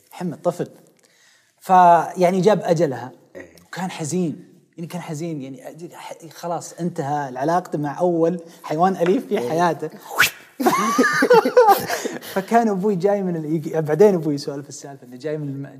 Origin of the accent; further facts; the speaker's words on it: Riyadh, Riyadh Province, Saudi Arabia; also born or lived in Khobar; انا من وليد الخبر آه لكن نشأوا ويعني ترعرعت في الرياض كلها